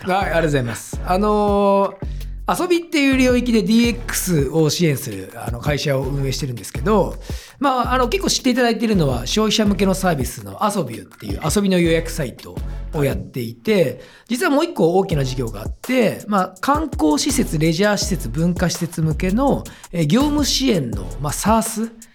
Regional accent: Matsudo, Chiba, Japan; 松戸出身なんですけど

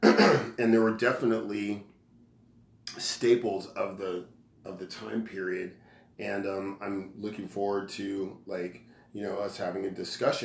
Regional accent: Bakersfield, California, United States; moved away as an adult; I left my hometown in Bakersfield

